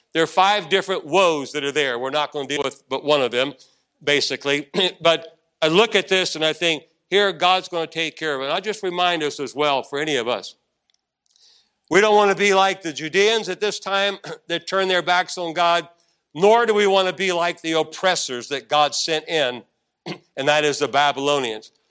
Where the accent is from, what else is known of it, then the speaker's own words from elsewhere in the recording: Arlington, Virginia, United States; also born or lived in Washington, D.C.; we came back into Arlington, Virginia